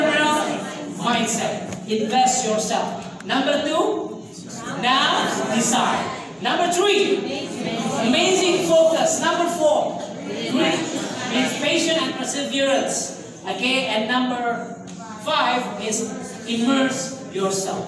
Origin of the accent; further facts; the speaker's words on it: Indonesia; we came from Indonesia.